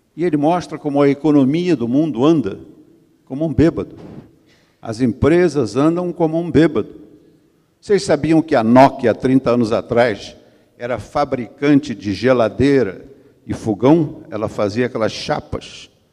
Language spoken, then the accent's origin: Portuguese; Brazil; eu sou do Brasil